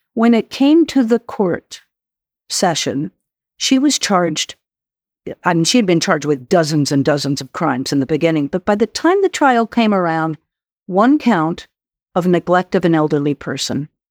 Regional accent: New Mexico, United States; my home state, um, of where I grew up, uh, New Mexico

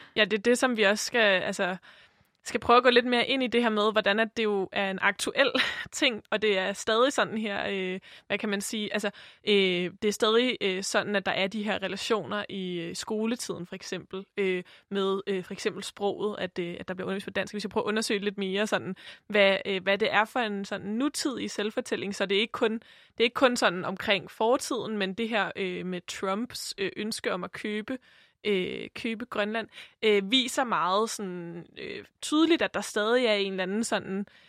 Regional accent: Denmark; Sofie og jeg har jo øh, som begge to er vokset op i Danmark som, som danskere

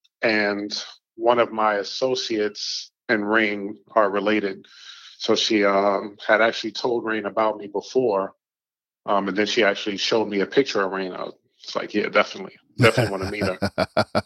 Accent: New York City, New York, United States; now in South Carolina, United States; South Jamaica, Queens

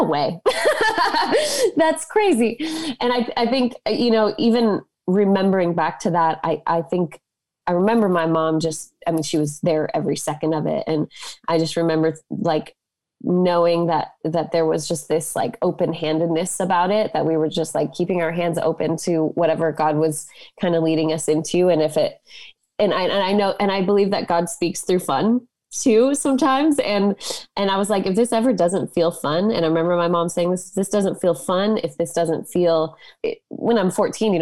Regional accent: Boulder, Colorado, United States; I grew up in Boulder, Colorado

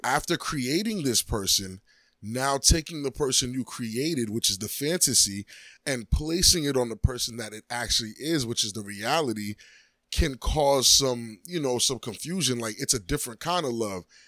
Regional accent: New York, United States; moved away; I'm from New York

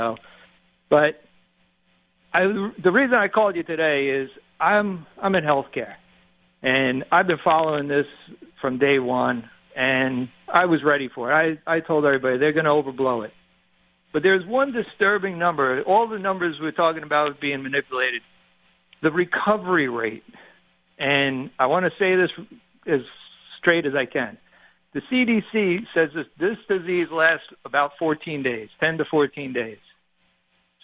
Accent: New York, United States; moved away as an adult; now in Virginia, United States; I'm a New Yorker originally, and a lot of us moved down here to get away from the high taxation and ridiculous corruption up there

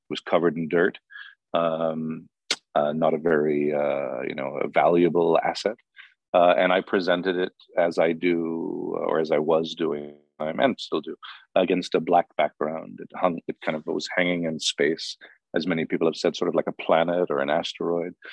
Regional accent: Hollywood, California, United States; But I was in Hollywood, and the autochthonous, the native species, are famous, you know, celebrities

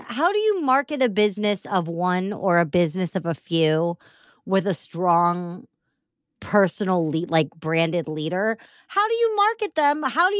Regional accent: Chicago, Illinois, United States; it says that I am a Chicagoan and I think that deep dish pizza is gross.

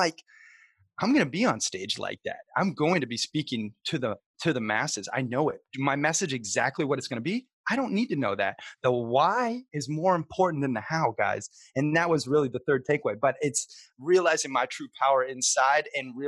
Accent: Montana, United States; also born or lived in Sarasota, Florida; I grew up half in Montana playing cowboy, you know, fishing, hunting, camping every chance I could, and then half in Sarasota, Florida, surf and skate and being a little, you know, beach bum

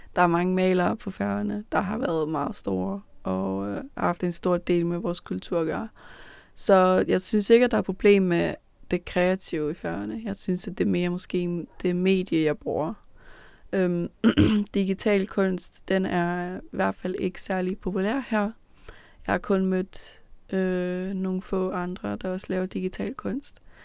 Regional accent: Copenhagen, Capital Region of Denmark, Denmark; da jeg blev født i København. Der voksede jeg op i, på Amager

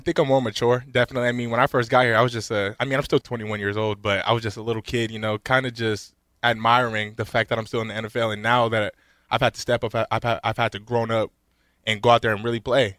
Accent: Las Vegas, Nevada, United States; I'm from Las Vegas

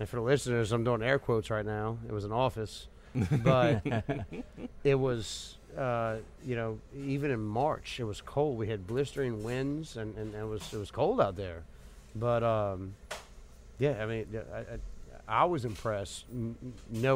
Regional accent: Metairie, Louisiana, United States; I grew up in Metairie

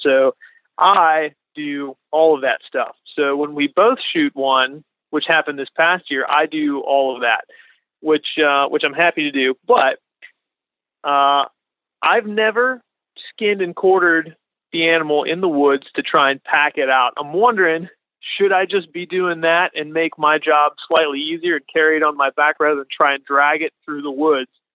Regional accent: Latrobe, Pennsylvania, United States; I'm from near Pittsburgh, so a little town called Lake Trib

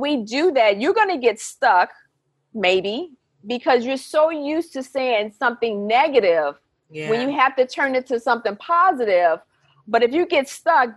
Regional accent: Chicago, Illinois, United States; I'm from Chicago.

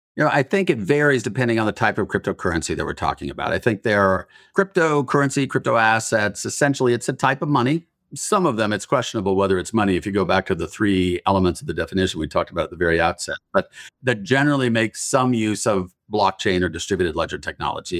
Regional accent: Utah, United States; Growing up in Utah

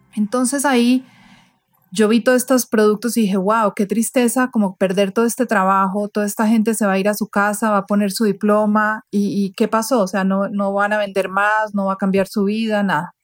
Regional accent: Colombia; Yo soy de Colombia

